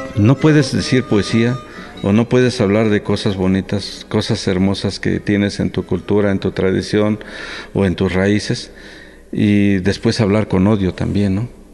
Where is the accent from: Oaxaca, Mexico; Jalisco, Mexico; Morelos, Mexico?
Oaxaca, Mexico; Santa Catarina Ticuá; first language Mixtec; Spanish is a second language; moved away; mi Santa Catarina Ticuá, mi pueblo querido que recuerdo con mucho cariño